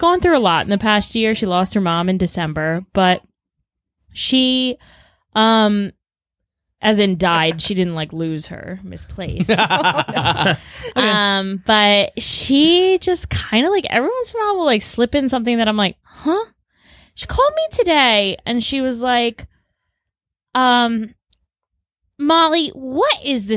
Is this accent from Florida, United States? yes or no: no; Baltimore area, Maryland, United States; born or raised there